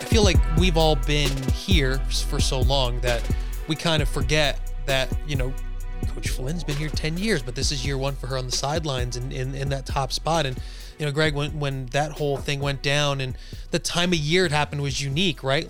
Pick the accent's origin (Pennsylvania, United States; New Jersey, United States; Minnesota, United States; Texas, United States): New Jersey, United States; moved away; we're all from Jersey